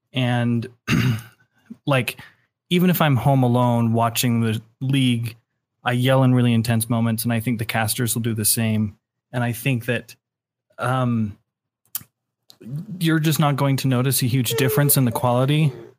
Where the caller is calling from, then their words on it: Salt Lake City, Utah, United States; I'm calling from Salt Lake City, Utah.